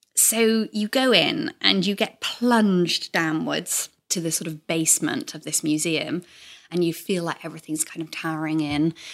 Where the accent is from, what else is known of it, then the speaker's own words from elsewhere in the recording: South Wales, United Kingdom; moved away as an adult; I grew up in South Wales, in the same house my whole life till I went off to university